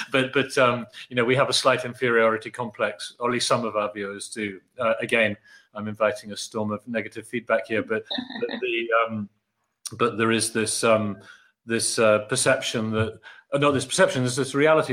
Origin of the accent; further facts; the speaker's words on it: Oxford, South East England, United Kingdom; a child growing up in Oxford, where my father was teaching philosophy as part of PPE